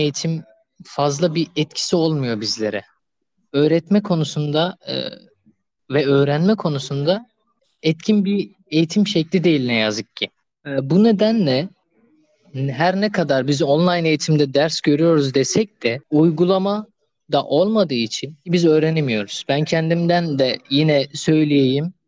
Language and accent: Turkish; Adıyaman, Turkey; moved away as an adult; now in Adana, Turkey; memleketim olan Adıyaman'a geçtim